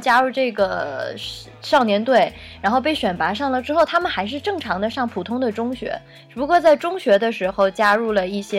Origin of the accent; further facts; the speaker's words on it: China; 因为作为中国人的话，可能会觉得支持日本也不舒服，不支持日本也不舒服的这种感觉。